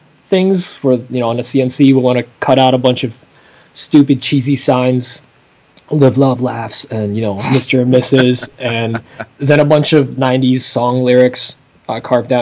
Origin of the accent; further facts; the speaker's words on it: Poland; now in United States; I am a foreigner. I am from Poland